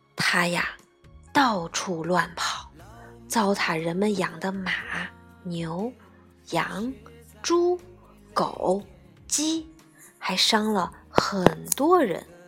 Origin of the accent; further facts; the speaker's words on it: China; 我们中国人